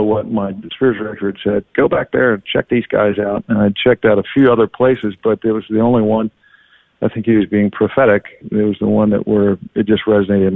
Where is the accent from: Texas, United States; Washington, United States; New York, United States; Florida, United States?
Texas, United States; Dallas; moved away as an adult; also born or lived in Honduras / Nicaragua / Medjugorje; I grew up in Dallas